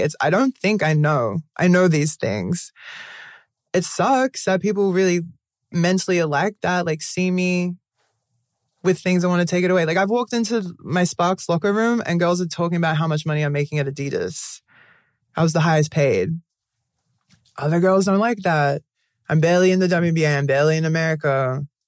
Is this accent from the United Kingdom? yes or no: no; Australia; moved away as an adult; growing up in Australia, very whitewashed